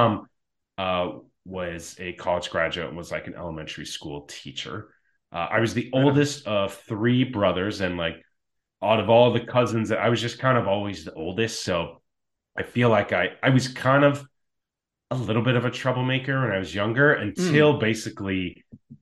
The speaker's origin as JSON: {"language": "English", "town": "Chaska", "region": "Minnesota", "country": "United States", "tie": "born or raised there", "moved": "yes", "lives_now": "Oregon, United States", "said": "I grew up in Chaska, Minnesota"}